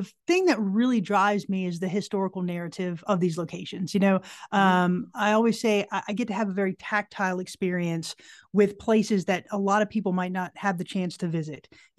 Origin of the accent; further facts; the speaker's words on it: right outside of Orlando, Florida, United States; moved away as an adult; now in Tennessee, United States; I'm originally from Florida.